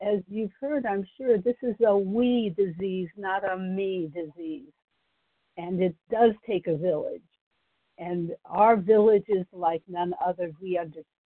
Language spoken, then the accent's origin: English; Ohio, United States; now in Texas, United States; I grew up in Ohio.